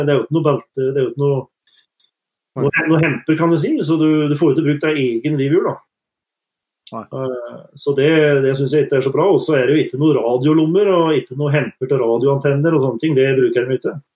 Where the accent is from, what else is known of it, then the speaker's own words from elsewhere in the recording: Norway; moved away as an adult; now in Canada; hjemme i Norge